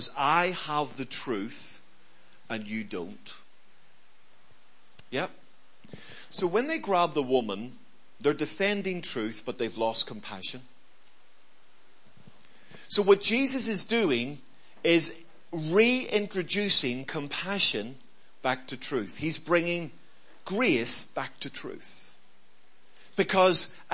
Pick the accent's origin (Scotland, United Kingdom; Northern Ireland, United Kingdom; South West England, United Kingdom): Northern Ireland, United Kingdom; Belfast; I grew up in Belfast